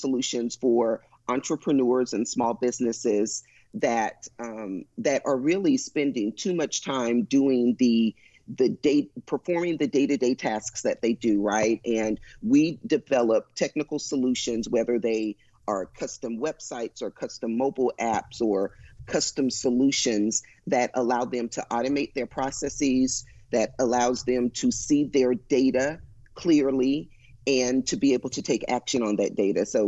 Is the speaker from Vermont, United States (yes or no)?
no; Houston, Texas, United States; I was born and raised in Houston